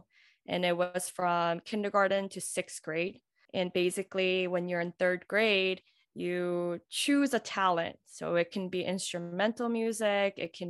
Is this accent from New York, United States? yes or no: yes; New York City, New York, United States; also born or lived in Alabama; now in Long Island, United States; I'm from Queens, New York.